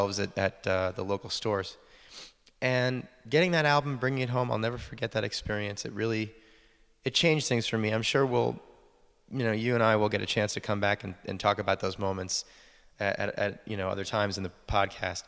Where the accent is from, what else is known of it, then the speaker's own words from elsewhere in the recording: New York City, New York, United States; moved away; I'm originally from the Bronx, New York